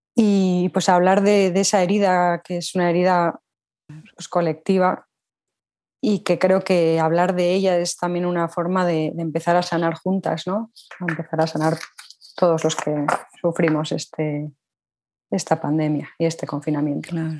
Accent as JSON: {"language": "Spanish", "town": "Pamplona", "region": "Navarre", "country": "Spain", "also_born_or_lived": "León / Copenhagen", "said": "yo soy de Pamplona, una pequeña ciudad situada al norte de España, dentro de la comunidad autónoma de Navarra"}